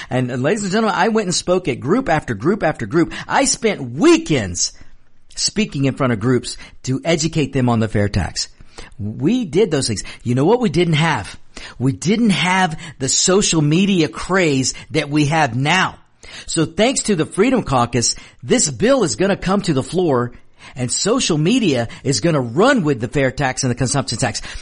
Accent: United States; also born or lived in Mexico; I'm an American first

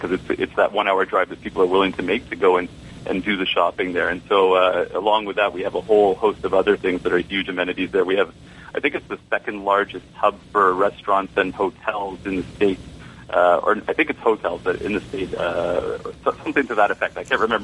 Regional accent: Toronto, Ontario, Canada; moved away as an adult; now in Georgia, United States; I'm originally from Toronto, Ontario, Canada. And I just moved down here to the U.S., to Georgia, actually, for a job.

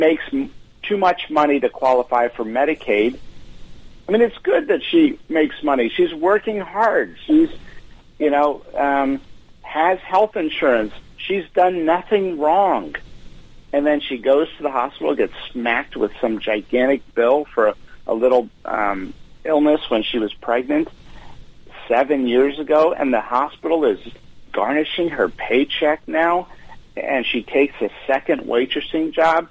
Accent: Pennsylvania, United States; this post-industrial, post-steel town in my home state of Pennsylvania

